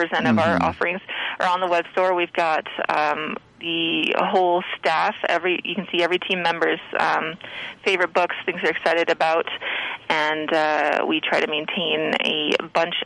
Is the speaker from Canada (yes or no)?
yes; Prince Rupert, British Columbia, Canada; moved away; my hometown of Rupert